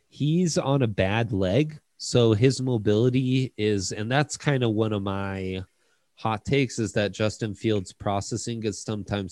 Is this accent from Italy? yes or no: yes; Italy; now in Denver, United States; I grew up in Italy, but was born here